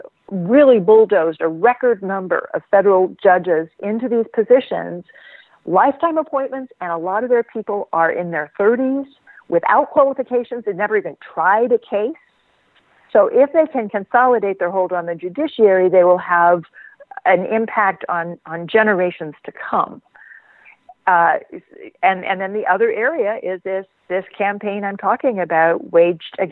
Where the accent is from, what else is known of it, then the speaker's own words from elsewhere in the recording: Stillwater, Oklahoma, United States; I grew up in Oklahoma, so I am familiar with the culture